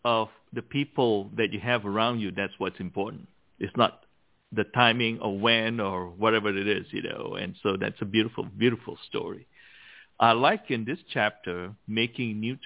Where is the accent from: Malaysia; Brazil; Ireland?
Malaysia; when I was growing up, because in Malaysia, we are so diversified